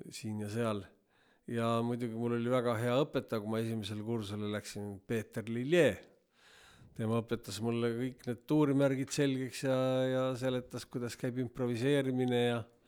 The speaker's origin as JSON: {"language": "Estonian", "town": "Viljandi", "region": "Viljandi County", "country": "Estonia", "tie": "born or raised there", "said": "lapsena elasime Viljandis"}